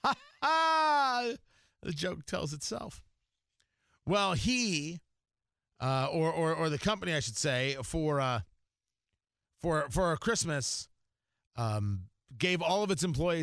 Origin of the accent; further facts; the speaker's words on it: New Jersey, United States; moved away; also born or lived in Florida; growing up in New Jersey, as we did, in the shadow of New York, and my parents both being New Yorkers